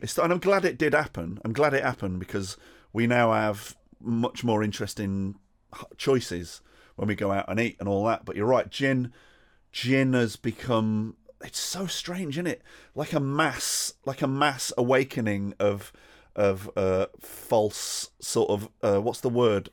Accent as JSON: {"language": "English", "country": "United Kingdom", "said": "as a British person"}